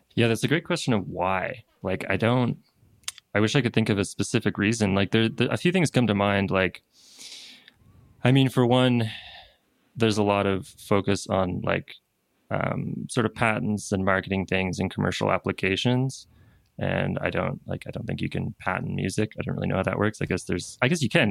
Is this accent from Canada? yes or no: yes; East Coast of Canada, Canada; moved away as an adult; now in Peru; I'm from the East Coast of Canada